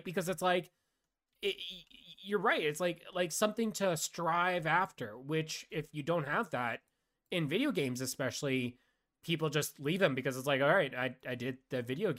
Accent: Canada; That's all I'll respond with is, I'm Canadian.

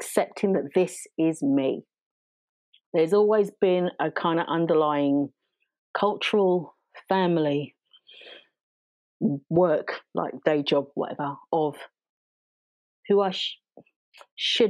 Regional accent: London, United Kingdom; I talk like this because I was raised in South East London

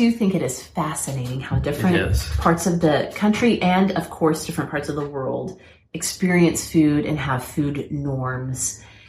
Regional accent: Oklahoma, United States; my dad is from South Texas. I grew up in Oklahoma.

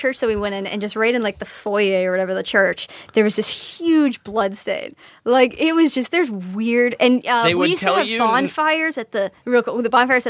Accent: San Rafael, California, United States; I'm from San Rafael in Marin.

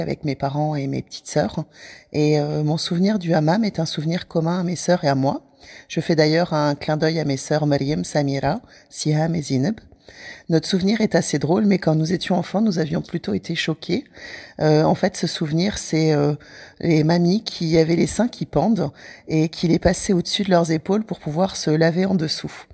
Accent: France; also born or lived in Morocco; Je suis née au Maroc, mais je vis en France depuis euh, toute petite.

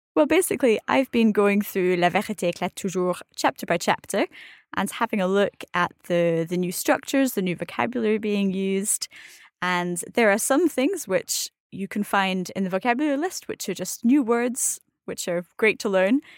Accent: Scotland, United Kingdom; I'm Scottish, I'm not a native French speaker

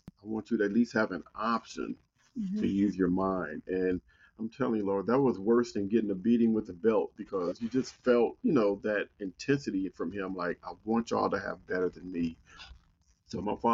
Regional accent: Compton, California, United States; moved away as an adult; growing up in Compton made me mentally tough.

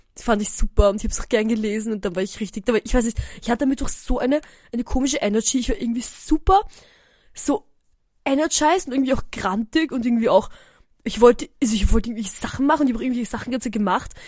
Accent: Eisenstadt, Burgenland, Austria; moved away; wir sind aus Eisenstadt

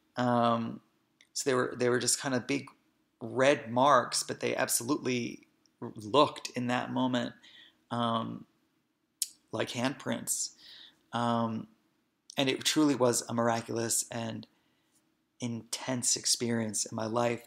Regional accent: Hoboken, New Jersey, United States; I was born and raised in Hoboken, New Jersey

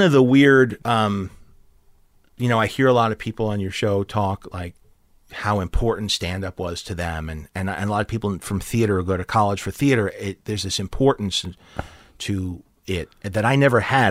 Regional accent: New York, United States; moved away as an adult; also born or lived in Chicago; now in Los Angeles, United States; I grew up in New York, but I moved to Chicago to chase the second city dream

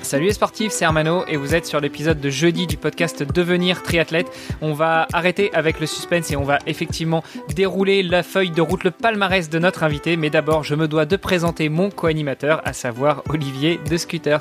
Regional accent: Normandy, France; j'ai grandi en Normandie

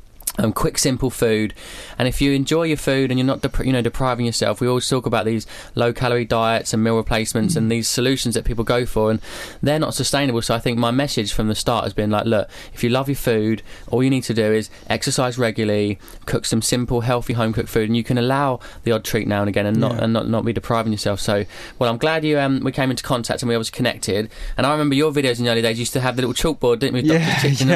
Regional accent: Epsom, South East England, United Kingdom; I grew up in a place called Epsom in Surrey.

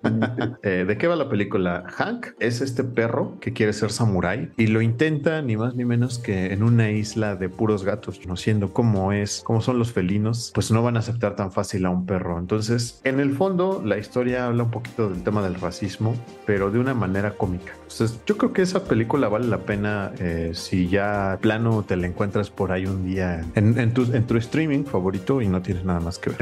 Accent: Mexico; nosotros siendo mexicanos

